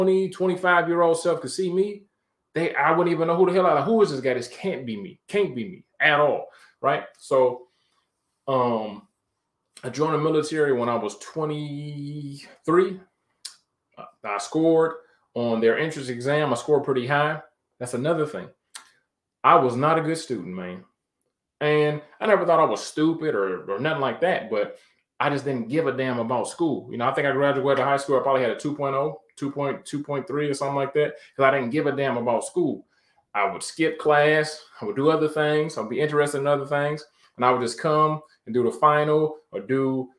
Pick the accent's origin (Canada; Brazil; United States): United States; Detroit, Michigan; moved away; from Detroit, Michigan, born and raised.